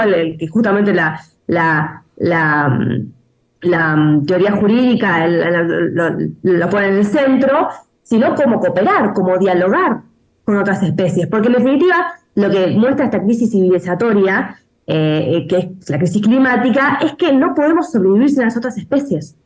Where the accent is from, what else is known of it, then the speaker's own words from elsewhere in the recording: Argentina; also born or lived in Buenos Aires; en mi país eh, vivimos la peor sequía